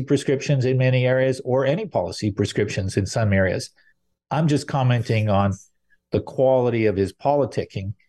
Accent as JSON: {"language": "English", "town": "Montreal", "region": "Quebec", "country": "Canada", "tie": "born or raised there", "also_born_or_lived": "Salaberry-de-Valleyfield, Quebec", "said": "I grew up in Montreal and Valleyfield"}